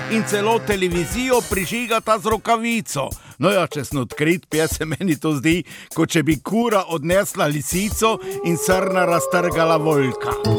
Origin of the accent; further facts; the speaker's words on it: Slovenia; Smo pa Slovenci